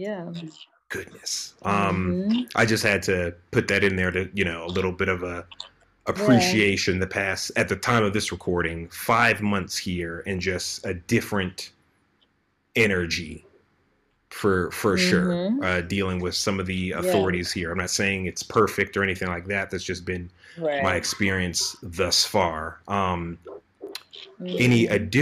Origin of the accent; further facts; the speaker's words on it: United States; moved away as an adult; I grew up in the States